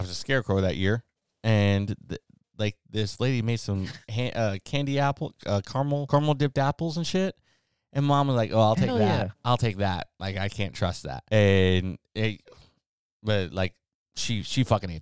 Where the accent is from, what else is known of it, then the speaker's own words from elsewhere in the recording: Oklahoma, United States; I'm from Oklahoma